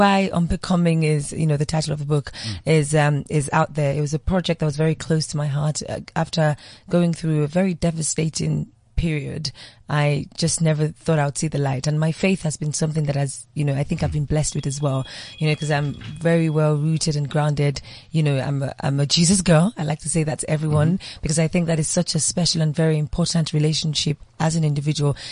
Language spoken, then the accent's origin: English; Nigeria; Being born, growing up in Nigeria